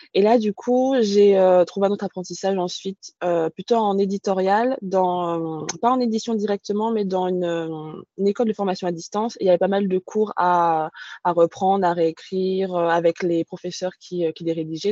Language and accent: French; countryside near Orléans, Centre-Val de Loire, France; moved away as an adult; also born or lived in Paris / Bordeaux region; je suis née à Paris, mais j'y ai pas grandi. J'ai grandi à la campagne vers Orléans